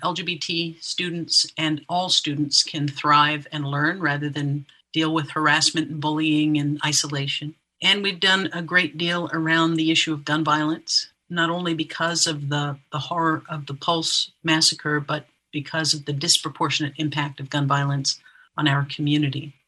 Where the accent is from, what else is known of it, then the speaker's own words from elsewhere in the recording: Florida, United States; being a kid growing up in Florida